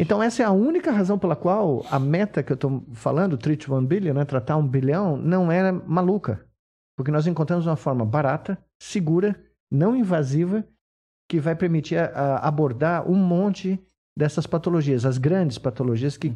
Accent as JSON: {"language": "Portuguese", "region": "São Paulo", "country": "Brazil", "tie": "born or raised there", "said": "Eu não nasci em Minas Gerais, mas eu nasci aqui, na Bela Vista"}